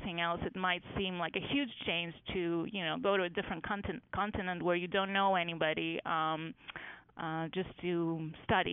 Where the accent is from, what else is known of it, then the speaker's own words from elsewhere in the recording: Greece; moved away as an adult; now in United States; when I was growing up in Greece